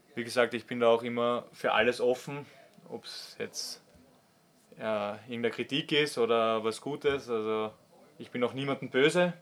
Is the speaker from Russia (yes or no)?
no; Austria; also born or lived in Switzerland; als Österreicher